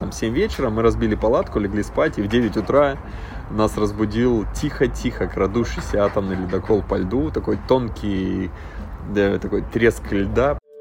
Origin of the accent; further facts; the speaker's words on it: Yagodninsky District, Magadan Oblast, Russia; moved away as an adult; also born or lived in Saint Petersburg; до 11 класса я учился в в Ягодинском районе, поселочек Мелга, Тоскан, это порядка 500 километров от э, города. Вот, поэтому вырос практически в тайге